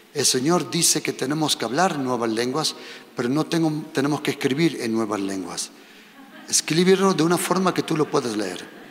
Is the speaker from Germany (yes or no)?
yes; Germany; also born or lived in Spain; now in Madrid, Spain; Yo soy español como Dios manda, pero me he crecido en Alemania